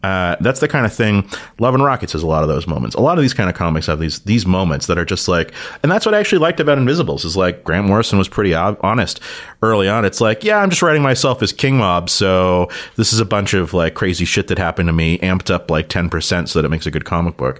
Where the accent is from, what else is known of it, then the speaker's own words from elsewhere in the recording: Toronto, Ontario, Canada; growing up in Toronto